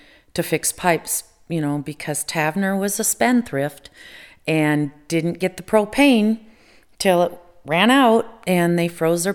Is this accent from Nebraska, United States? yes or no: yes; Nebraska, United States; moved away; I'm originally from Nebraska